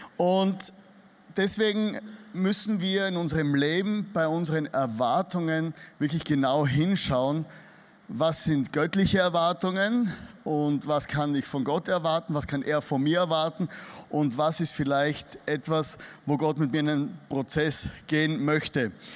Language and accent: German; Styria, Austria; accent: Austrian dialect; also born or lived in Vienna; ich komme nicht aus Wien, ich komme aus der Steiermark. Das ist so das Bayern von Österreich. Also wenn ihr mich nicht versteht, dann liegt es daran nicht, dass du nicht gut hörst, sondern ich spreche einen österreichischen Dialekt